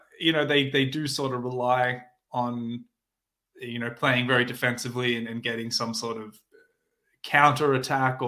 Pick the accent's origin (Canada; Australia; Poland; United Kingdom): Australia; I'm from Australia